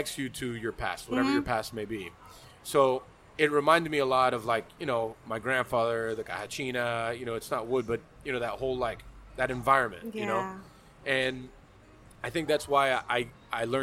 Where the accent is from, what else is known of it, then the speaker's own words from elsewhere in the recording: Miami, Florida, United States; also born or lived in Virginia; I'm from Miami, and then, you know, I was Cuban